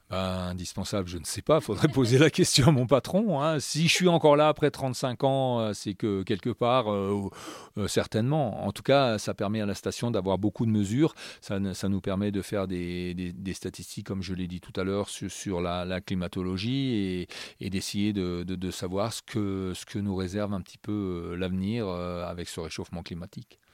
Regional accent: Alsace, Grand Est, France; moved away as an adult; also born or lived in Strasbourg; now in La Plagne, France; je ne suis pas né à la Plagne, je suis né euh, en Alsace, je suis un Alsacien euh, exporté ici à la Plagne.

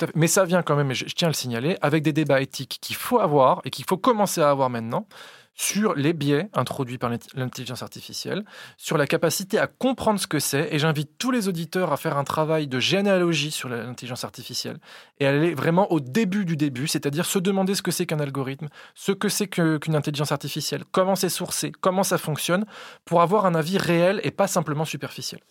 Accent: Vichy, Auvergne-Rhône-Alpes, France; moved away; Je viens de Vichy, euh, dans l'Allier

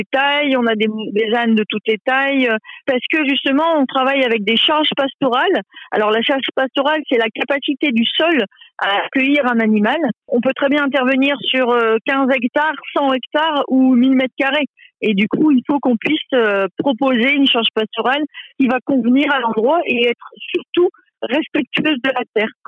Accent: Lille, Hauts-de-France, France; moved away as an adult; also born or lived in Alpes-de-Haute-Provence; now in Lille, France; retourner dans ma région d'origine, qui est Lille.

